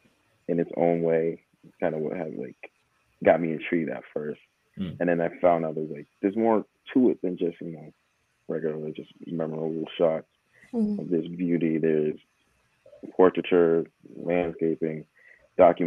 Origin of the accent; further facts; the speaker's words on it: Providence, Rhode Island, United States; born and raised in Providence